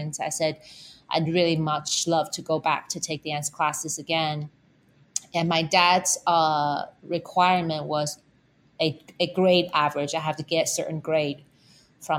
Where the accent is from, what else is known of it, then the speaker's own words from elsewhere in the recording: Taipei, Taiwan; moved away; I was born in Taipei, Taiwan, and I went to take dance lessons when I was young